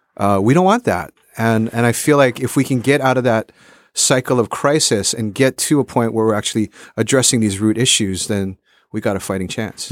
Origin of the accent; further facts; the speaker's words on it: Honolulu, Hawaii, United States; moved away; also born or lived in California; I grew up in Honolulu, Hawaii.